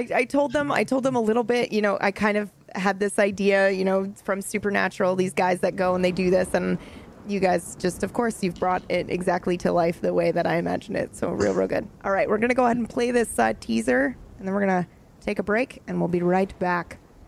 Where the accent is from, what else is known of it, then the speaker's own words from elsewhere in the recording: Nebraska, United States; I'm from Nebraska.